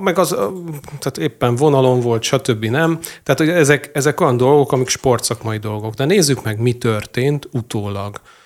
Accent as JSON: {"language": "Hungarian", "country": "Hungary"}